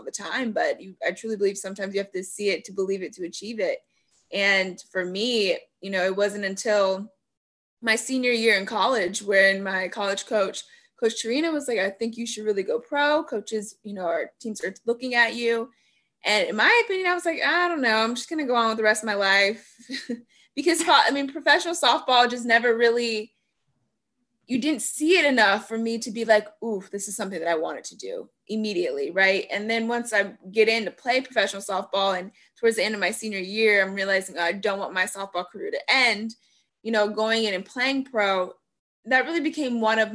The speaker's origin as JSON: {"language": "English", "region": "Florida", "country": "United States", "said": "I'm from Florida"}